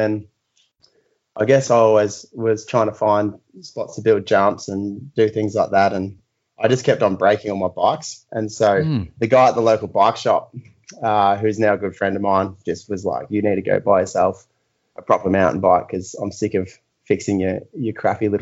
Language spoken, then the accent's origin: English; an hour out of Melbourne, Victoria, Australia; now in Hobart, Australia; I was born in the mainland, like an hour out of Melbourne